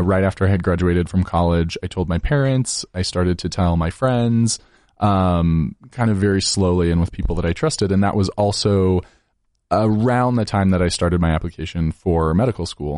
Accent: Layton, Utah, United States; also born or lived in Logan, Utah; I grew up in Layton, Utah, so just thirty minutes north of Salt Lake City

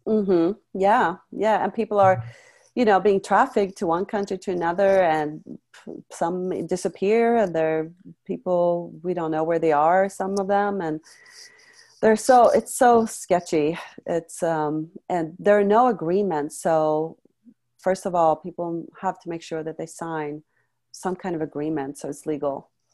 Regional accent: Sweden; moved away; also born or lived in France; I came from Sweden

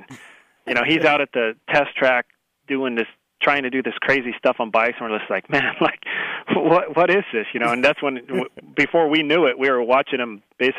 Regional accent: San Marcos, California, United States; San Marcos, San Diego County.

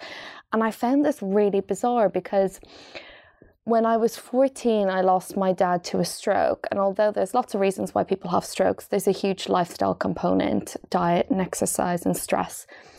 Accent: Dundalk, County Louth, Ireland; moved away as an adult; also born or lived in Wales; now in London, United Kingdom; So I grew up in Ireland in a place just north of Dublin called Dundalk, which is beside the sea. And then when I was 18 years of age, I moved to Wales, to the Welsh Valleys

